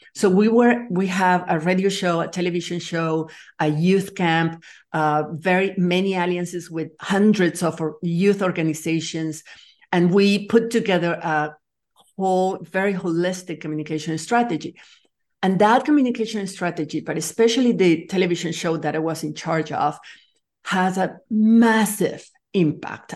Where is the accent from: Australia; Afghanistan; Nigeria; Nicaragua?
Nicaragua; moved away as an adult; also born or lived in France; I'm from Nicaragua. I'm actually that, have dual citizenship because I was born in France, but I grew up in Latin America